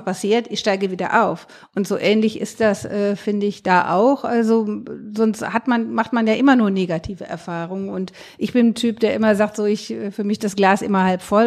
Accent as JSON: {"language": "German", "region": "Rhineland", "country": "Germany", "said": "ich komme auch aus dem Rheinland"}